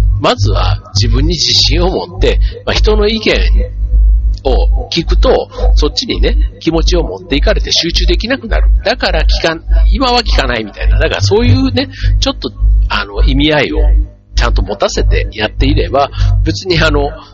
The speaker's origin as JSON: {"language": "Japanese", "region": "Osaka", "country": "Japan", "tie": "born or raised there", "also_born_or_lived": "Kanto", "accent": "Osaka dialect", "moved": "as an adult", "said": "僕はあの出身が大阪なんで"}